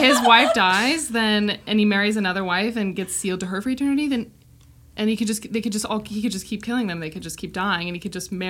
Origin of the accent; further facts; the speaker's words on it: Missoula, Montana, United States; So we grew up in Montana as well.